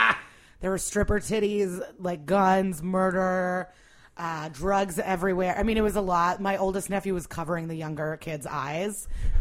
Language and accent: English; Skokie, Illinois, United States; also born or lived in Russia / Rogers Park; No, I was born in Russia. We lived, and then we moved to Rogers Park. And then we, like 2 years later, moved to Skokie.